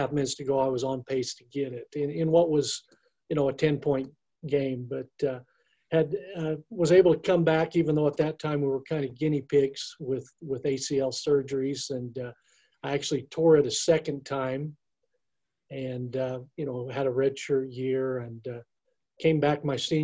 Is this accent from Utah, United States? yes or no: yes; Cedar City, Utah, United States; I grew up in Cedar City, Utah.